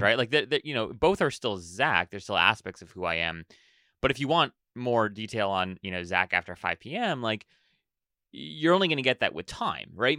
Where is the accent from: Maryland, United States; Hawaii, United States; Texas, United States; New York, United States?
Hawaii, United States; I was born and raised in Hawaii